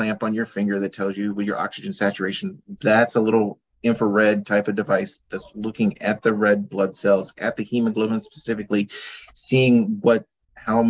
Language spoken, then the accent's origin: English; Junction City, Oregon, United States; I grew up in Junction City on a farm